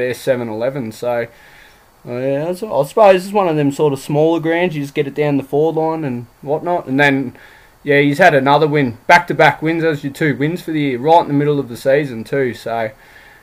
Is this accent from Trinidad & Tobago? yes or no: no; Seymour, Victoria, Australia; also born or lived in Melbourne; now in Toowoomba, Australia; I grew up in Seymour, so I'm from the Goulburn Valley